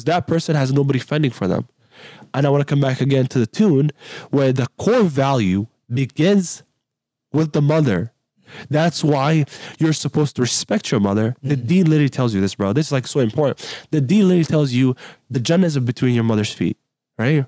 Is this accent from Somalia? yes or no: yes; Somalia; now in United States; I'm from Somalia. I was actually born in Somalia, right? I'm not from here.